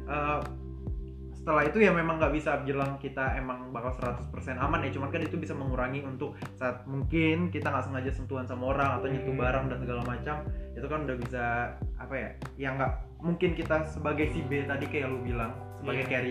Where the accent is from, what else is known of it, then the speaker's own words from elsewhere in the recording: Batam, Riau Islands, Indonesia; ke Batam which is tempat uh, kota asal gue